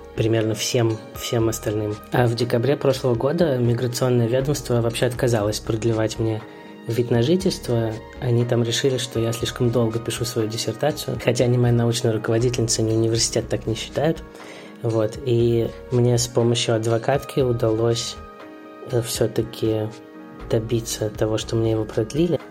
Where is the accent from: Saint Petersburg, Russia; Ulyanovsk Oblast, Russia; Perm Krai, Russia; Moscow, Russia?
Moscow, Russia; moved away as an adult; now in Berlin, Germany; Я родился в Москве и в 2014 году переехал в Берлин.